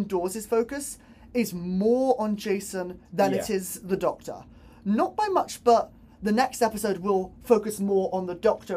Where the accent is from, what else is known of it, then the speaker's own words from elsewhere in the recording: Bristol, South West England, United Kingdom; I'm from Bristol